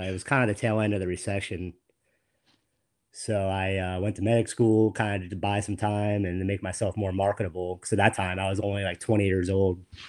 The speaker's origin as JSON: {"language": "English", "town": "West Palm Beach", "region": "Florida", "country": "United States", "tie": "born or raised there", "moved": "as an adult", "lives_now": "Central Florida, United States", "said": "I grew up in West Palm"}